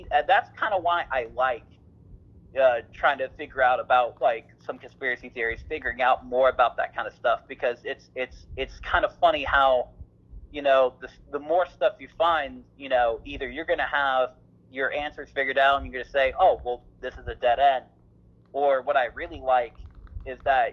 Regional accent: United States; as American people

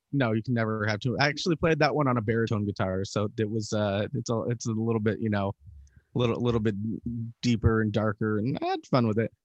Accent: Salt Lake City, Utah, United States; now in San Diego, United States; we're not originally from uh, San Diego. We're originally from Utah, Salt Lake City.

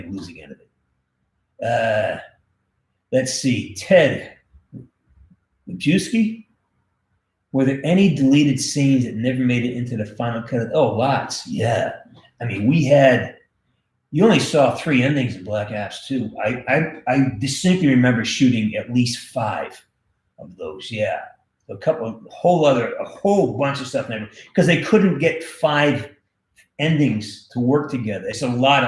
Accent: Western Massachusetts, United States; I'm from Western Mass

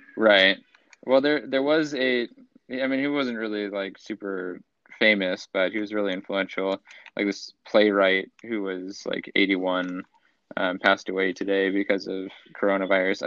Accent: Central Coast, California, United States; moved away as an adult; now in Los Angeles, United States; in my hometown

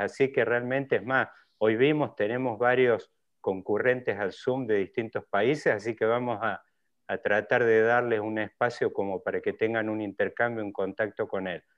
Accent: Córdoba, Argentina; los que por ahí venimos de Córdoba

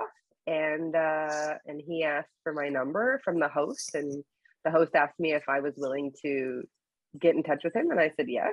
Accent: Canada; I was born and raised here in Canada.

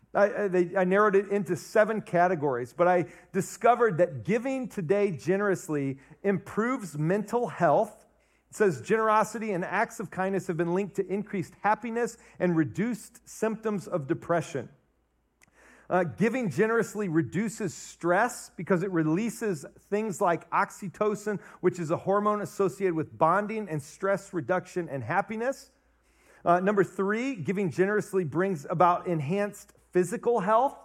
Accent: Ohio, United States; now in Wisconsin, United States; I was born and raised in Ohio

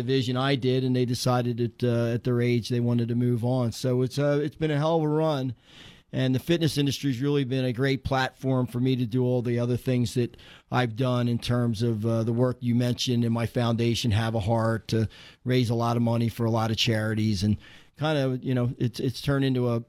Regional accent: Horsham, Pennsylvania, United States; I worked in a small club in Horsham, Pennsylvania, my hometown.

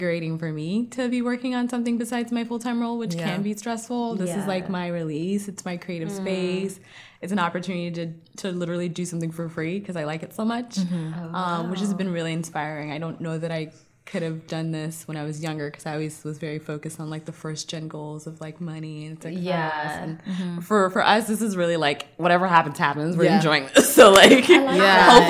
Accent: Houston, Texas, United States; also born or lived in Nigeria / Boston; now in New York, United States; I was born there, but I grew up in Houston. I call Houston home.

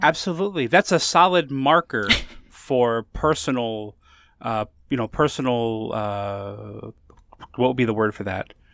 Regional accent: Connecticut, United States; I lived in Connecticut

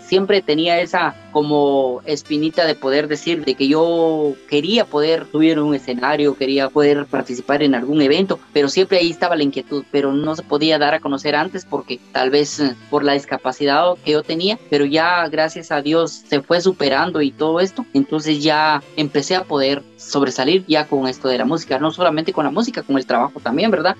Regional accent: Santa Cruz Verapaz, Alta Verapaz, Guatemala; soy originario de Santa Cruz Varías

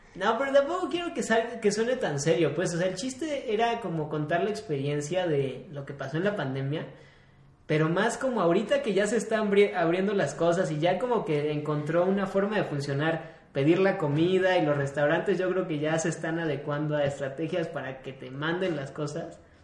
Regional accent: Mexico; somos los mexicanos

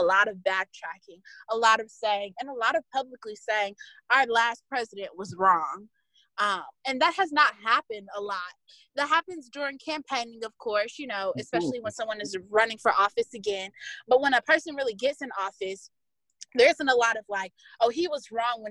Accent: United States; So as an American

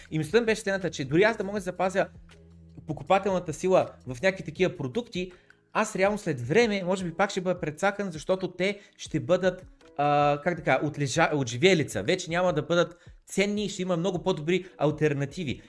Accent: Varna, Varna Province, Bulgaria; аз съм от Варна

